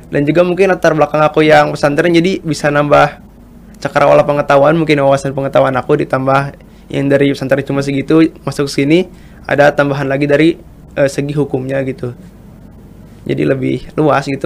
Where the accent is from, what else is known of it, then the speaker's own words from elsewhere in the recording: Tasikmalaya, West Java, Indonesia; asal aku dari Tasikmalaya, letaknya di Jawa Barat.